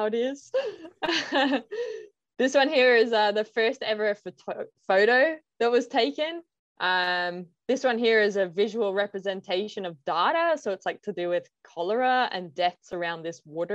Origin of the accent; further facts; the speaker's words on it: Ireland; I'm from Ireland